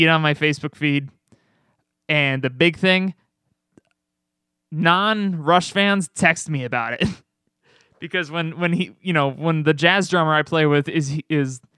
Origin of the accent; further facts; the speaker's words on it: Albany, New York, United States; Albany, New York.